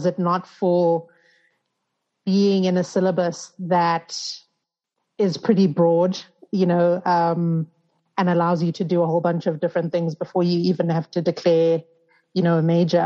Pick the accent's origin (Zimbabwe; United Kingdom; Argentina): Zimbabwe; moved away as an adult; also born or lived in United States; growing up in Zim